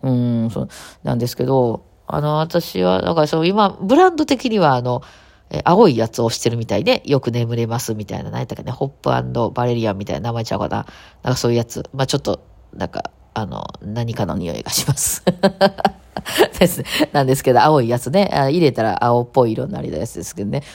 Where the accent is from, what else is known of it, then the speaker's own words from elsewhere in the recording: Kawachi region, Osaka, Japan; 生まれ育ったところが河内地方っていうところ